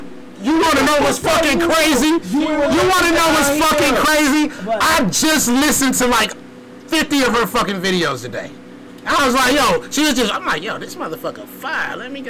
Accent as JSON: {"language": "English", "region": "New York", "country": "United States", "said": "And I was part New Yorker for half of my life. You know what I'm saying? Because, shit, I came from New York."}